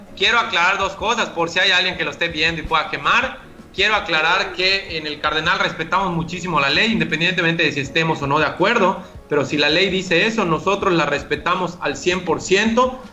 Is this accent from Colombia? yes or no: no; Yucatán, Mexico; solo que el dueño pues soy yo, yucateco